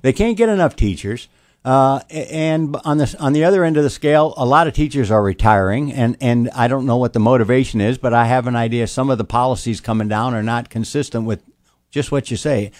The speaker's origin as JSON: {"language": "English", "town": "Toledo", "region": "Ohio", "country": "United States", "tie": "born or raised there", "moved": "as an adult", "lives_now": "Albemarle County, United States", "said": "I grew up in Toledo, Ohio"}